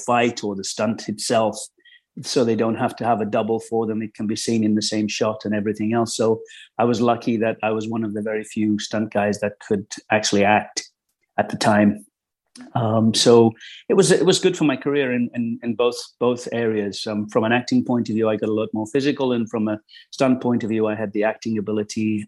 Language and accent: English; Midlands, United Kingdom; moved away as an adult; also born or lived in London; I grew up in the Midlands in England, sort of normal childhood